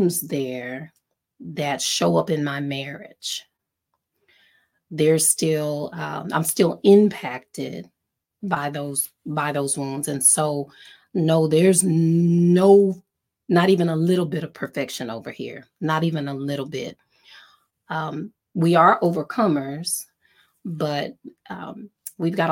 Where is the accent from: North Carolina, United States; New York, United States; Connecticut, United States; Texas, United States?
Texas, United States; East; I grew up in East Texas